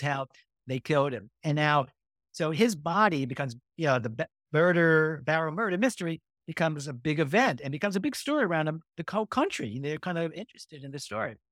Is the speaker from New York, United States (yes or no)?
yes; New York, United States; moved away; also born or lived in California; I grew up in New York